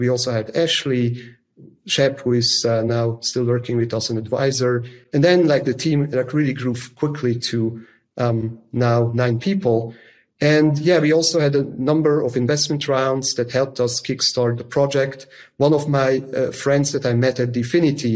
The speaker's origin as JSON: {"language": "English", "region": "Zug", "country": "Switzerland", "tie": "born or raised there", "said": "I grew up in the canton of Zug, which is in Switzerland"}